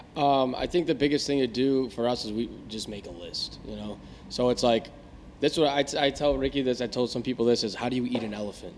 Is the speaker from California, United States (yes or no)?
no; Tinley Park, Illinois, United States